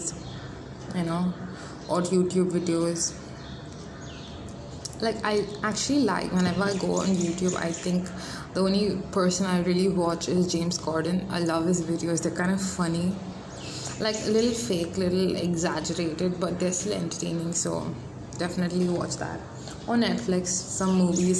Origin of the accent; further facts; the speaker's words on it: India; I'm Indian, we make chapatis